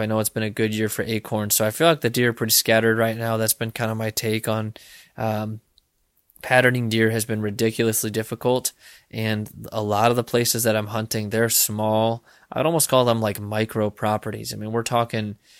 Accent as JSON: {"language": "English", "region": "Illinois", "country": "United States", "tie": "born or raised there", "moved": "yes", "lives_now": "Iowa, United States", "said": "hunting in Illinois. I'll be hunting out of state this year, um, which is my home state"}